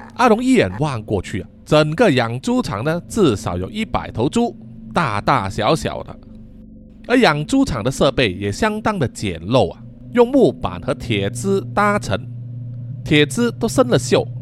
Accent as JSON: {"language": "Chinese", "country": "Malaysia", "said": "我们马来西亚人的俗称叫做非洲鱼"}